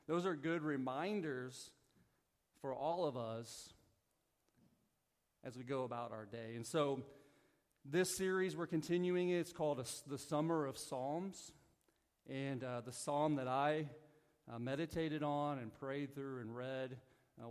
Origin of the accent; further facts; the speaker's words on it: Southern Missouri, United States; moved away; So I'm from the Midwest. Like, I'm a Southern Missouri country boy